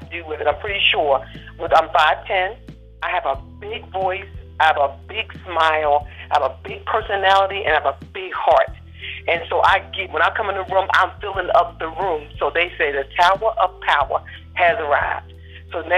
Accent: Maryland, United States; we were born and raised in Maryland, and we still live here.

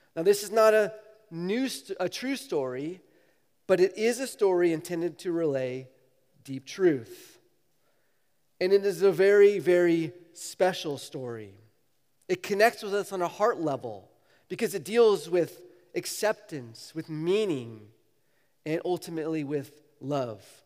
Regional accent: San Diego, California, United States; moved away as an adult; also born or lived in Waco, Texas; growing up in San Diego

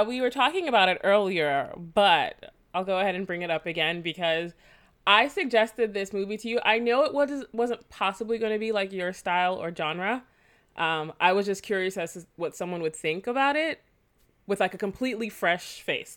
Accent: Jamaica; I am Jamaican

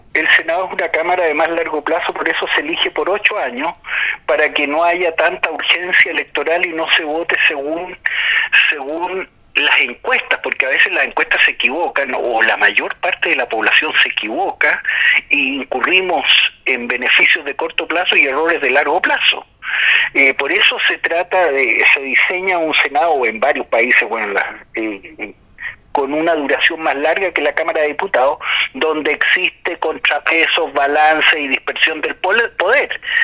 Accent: Chile; Nosotros no somos como Brasil o como Estados Unidos o como Rusia

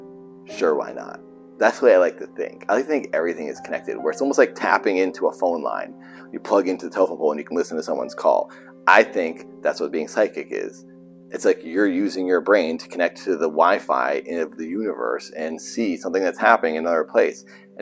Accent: Milford, Massachusetts, United States; That's like me, from Milford, Massachusetts.

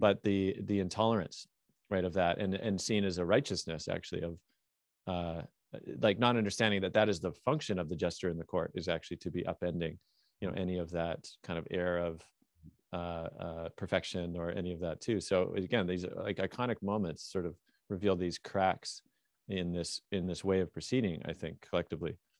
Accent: Canada; I'm Canadian

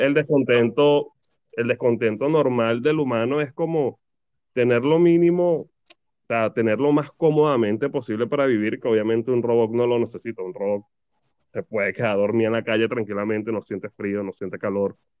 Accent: Venezuela; now in Argentina

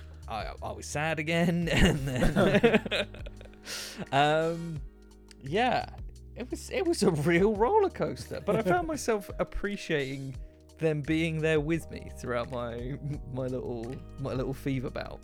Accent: United Kingdom; I'm British

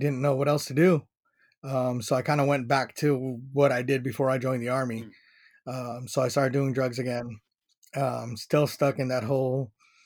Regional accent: San Diego, California, United States; I grew up in Paradise Hills

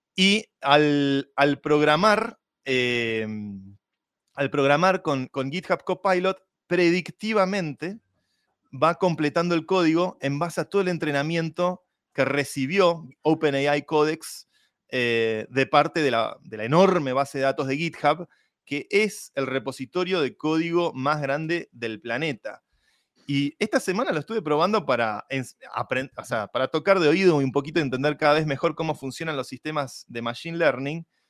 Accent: Argentina; siendo yo argentino y fanático del fútbol

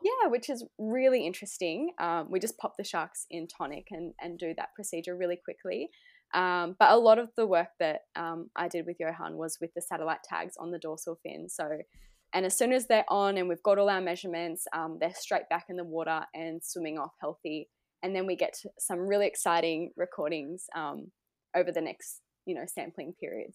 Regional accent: Gold Coast, Queensland, Australia; I'm from the Gold Coast, Australia

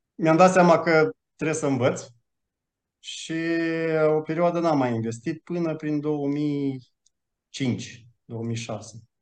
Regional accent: Romania; moved away as an adult; also born or lived in Malta; now in Switzerland; am plecat din România în 2016, am mutat în Malta, după care în Elveția

